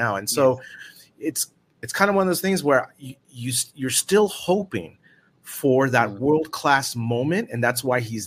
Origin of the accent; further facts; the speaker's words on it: United States; moved away as an adult; now in Spain; as an American